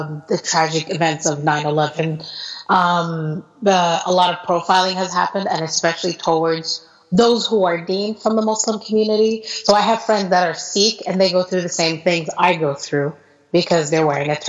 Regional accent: United States; moved away as an adult; now in Qatar; I'm an American

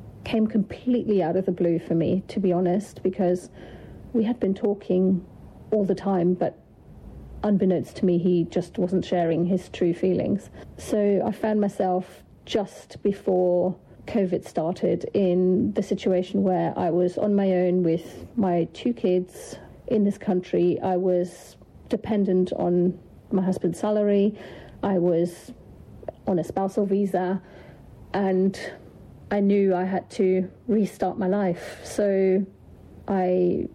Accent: Germany; moved away as an adult; also born or lived in United Kingdom / Netherlands; I was born in Germany, grew up there

